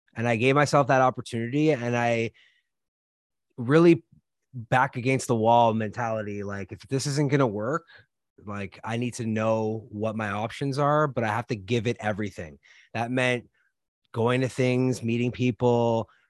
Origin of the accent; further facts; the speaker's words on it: Canada; moved away; I'm originally from Canada